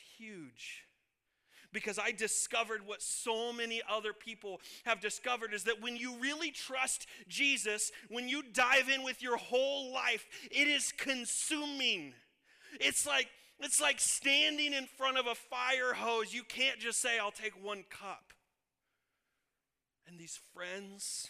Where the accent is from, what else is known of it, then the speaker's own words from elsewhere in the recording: Illinois, United States; moved away as an adult; also born or lived in Kansas; I was born and raised in Illinois